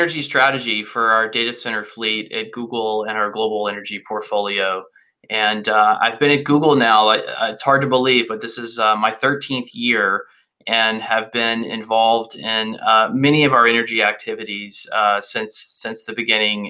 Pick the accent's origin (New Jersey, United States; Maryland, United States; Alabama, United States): Alabama, United States; moved away; also born or lived in Washington; I grew up in Alabama, and my family actually had a coal mining company, a company that stripped mine coal in North Alabama